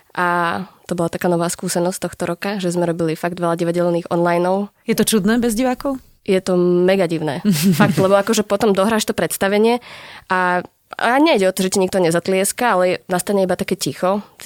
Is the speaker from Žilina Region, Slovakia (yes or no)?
no; Žiar nad Hronom, Banská Bystrica Region, Slovakia; moved away; ja teda som z Žiaru nad Hronom